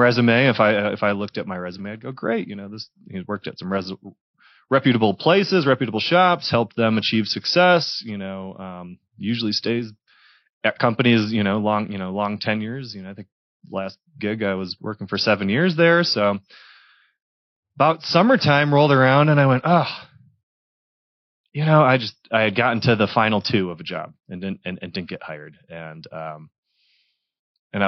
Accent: Michigan, United States; moved away as an adult; also born or lived in Detroit area, Michigan / Texas / Dallas, Texas; now in Denver, United States; I'm originally from Michigan. Born and raised

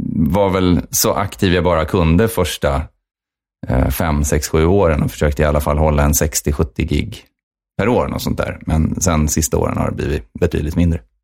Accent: Uppsala, Uppsala County, Sweden; jag är från Uppsala

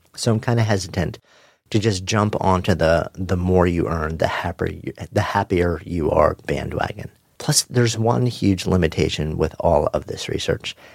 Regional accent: Long Island, New York, United States; Growing up on Long Island with its legendary East End surf beaches

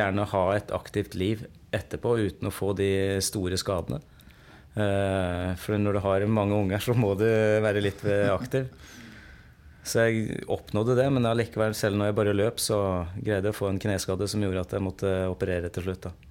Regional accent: Sarpsborg, Østfold, Norway; moved away as an adult; also born or lived in Moss / Stavanger; jeg kommer eh, opprinnelig fra Sarpsborg. Eh, gikk, bodde mine ungdomsår på Yven. Jeg gikk barneskolen der.

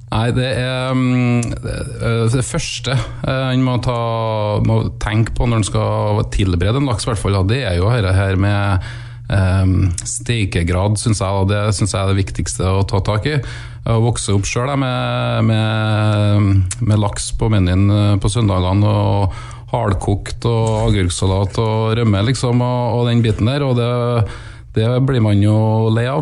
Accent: Trøndelag, Norway; accent: Trøndersk; sier vi gjerne på, på trøndersk

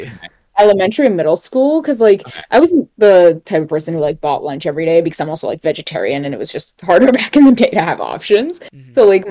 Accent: East Coast, United States; the Asian population that I grew up with here on the East Coast

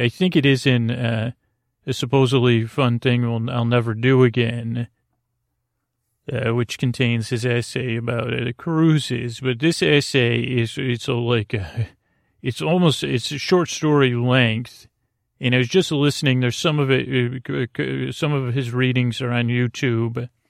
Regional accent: Syracuse, New York, United States; I grew up in Syracuse, New York, uh, home of the great New York State Fair

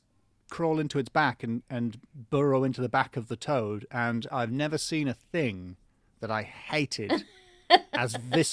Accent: North East England, United Kingdom; now in London, United Kingdom; I'm not from London. I'm from the northeast of England

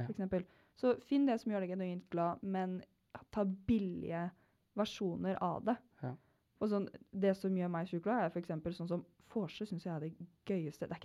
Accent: Kragerø, Telemark, Norway; moved away; begge vi er fra Kragerø.

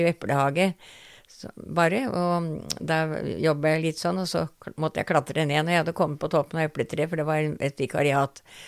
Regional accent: Eastern Norway, Norway; also born or lived in Oslo; da ble jeg født eh, nede på Østlandet, hvor hun arbeidet

